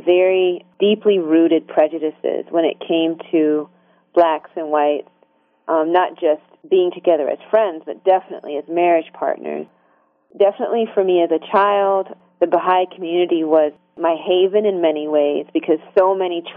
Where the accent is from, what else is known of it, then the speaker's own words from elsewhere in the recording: Hartsville, South Carolina, United States; moved away; also born or lived in Korea; I grew up in South Carolina, between Hartsville, South Carolina, Darlington, and Florence.